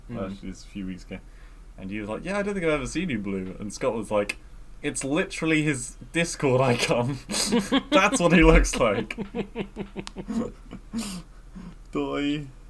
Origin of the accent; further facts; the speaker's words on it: United Kingdom; accent: British; My lustrous British accent